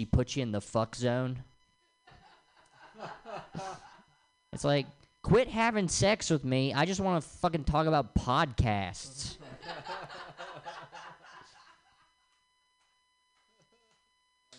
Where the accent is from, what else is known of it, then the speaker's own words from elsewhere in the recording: Tennessee, United States; now in Los Angeles, United States; I'm from the South, from Tennessee